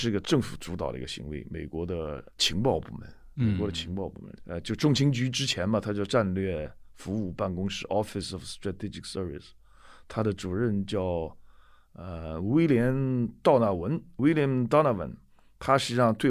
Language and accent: Chinese; China; moved away as an adult; now in United States; 作为一个中国人来说，